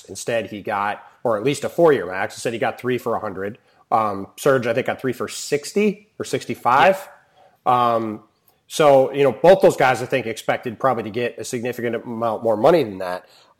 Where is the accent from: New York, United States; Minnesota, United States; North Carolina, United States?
New York, United States; Western; moved away; I'm from Western New York originally